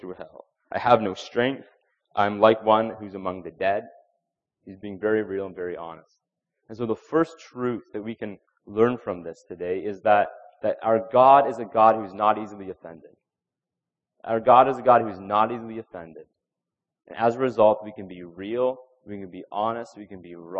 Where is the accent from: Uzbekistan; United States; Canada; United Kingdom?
Canada; we have this pressure as Christians, as Canadian Christians, that we're polite people. As Canadians, we're polite